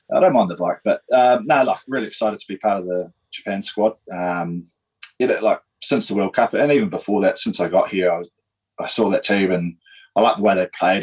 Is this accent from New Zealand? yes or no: yes; Darfield, Canterbury, New Zealand; also born or lived in Christchurch; I grew up in Darfield, so I said, 30 odd minutes outside of Christchurch yeah. uh, on a farm